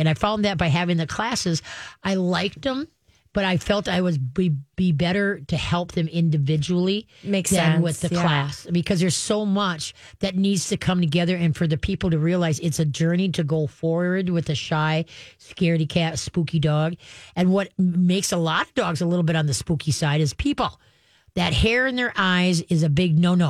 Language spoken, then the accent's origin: English; Roseville, Minnesota, United States; I grew up in Roseville on Alameda Street